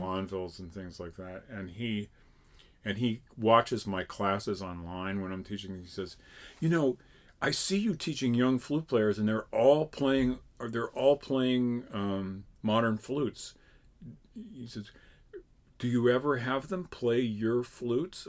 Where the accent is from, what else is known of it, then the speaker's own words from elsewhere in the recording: Connecticut, United States; I grew up in Connecticut.